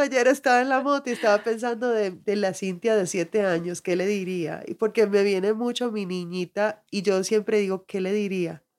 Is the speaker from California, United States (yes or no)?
no; Miami, Florida, United States; moved away as an adult; also born or lived in Colorado; now in Santa Elena, Colombia; yo crecí en Miami, que es muy cubano, y todas mis amistades eran cubanas